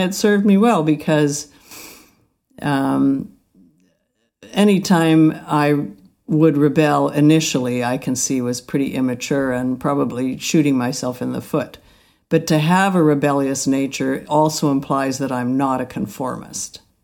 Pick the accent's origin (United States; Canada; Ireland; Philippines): Canada; Alberta; I grew up in Alberta where there was an Indian reservation down the beach